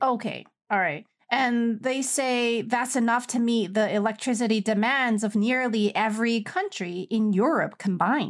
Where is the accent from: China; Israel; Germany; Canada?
China